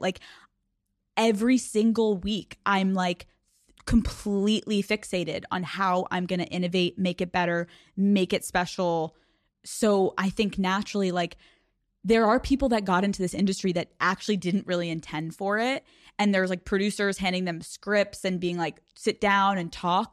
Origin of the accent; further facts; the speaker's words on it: Newtown, Pennsylvania, United States; from Newtown, Pennsylvania that was bullied and awkward and insecure